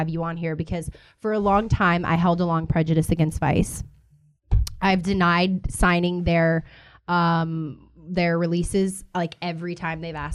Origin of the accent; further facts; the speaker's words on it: Louisiana, United States; now in Los Angeles, United States; I'm from Louisiana, so I'm from the sticks.